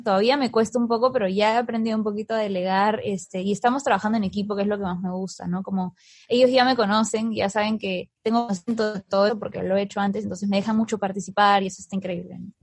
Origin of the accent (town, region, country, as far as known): Peru